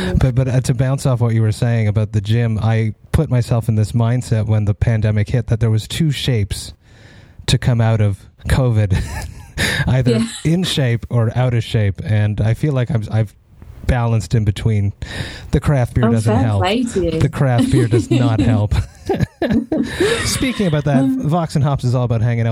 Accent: Montreal, Quebec, Canada; I'm from Montreal

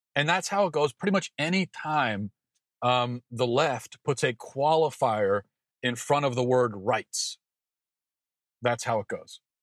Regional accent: Maryland, United States; I grew up in Maryland

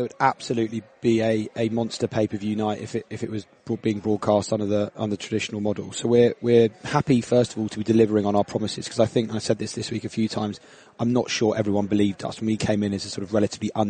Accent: United Kingdom; I'm from Britain

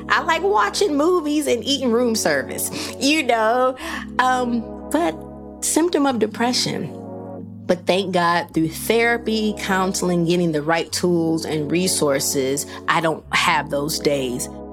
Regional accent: Rockford, Illinois, United States; my hometown of Rockford, Illinois

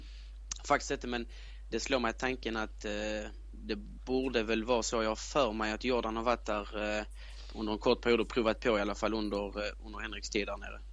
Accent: Sweden; jag är svensk

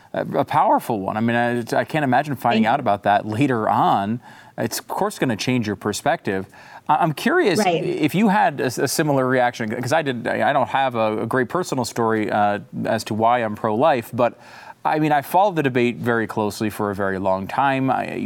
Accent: Connecticut, United States; also born or lived in New York; Yeah, I was born in New York and I grew up in Connecticut.

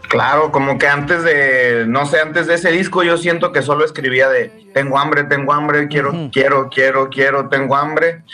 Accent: San Luis Potosí, Mexico; also born or lived in Monterrey; Ahí crecí, carnal, ahí en San Luis. Pero soy nacido en Monterrey y crecido y, pues aprendí todo el curso intensivo en San Luis Potosí.

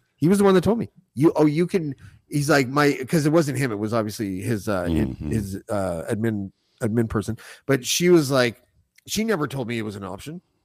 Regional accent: Whitby, Ontario, Canada; the Hasty Market near my house and where I grew up in Whitby

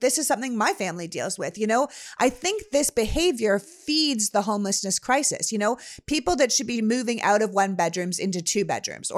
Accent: Canada; moved away; where I'm from in Canada

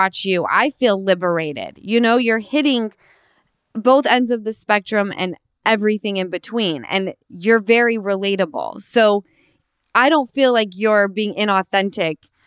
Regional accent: Utah, United States; now in Los Angeles, United States; I'm originally from Utah, but I live

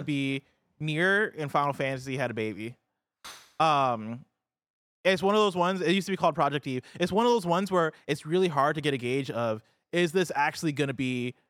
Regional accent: Midwest, United States; Like, I grew up in the Midwest.

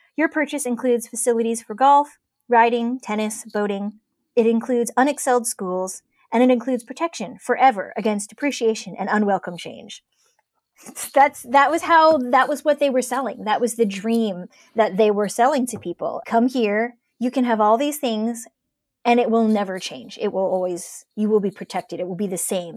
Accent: Cleveland, Ohio, United States; moved away; growing up in Ohio, and particularly in Cleveland in the nineties

